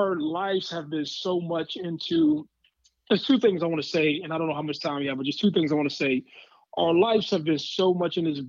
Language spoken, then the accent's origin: English; Ohio, United States; I'm born and raised in Ohio, played in Ohio, I'm gonna stay in Ohio.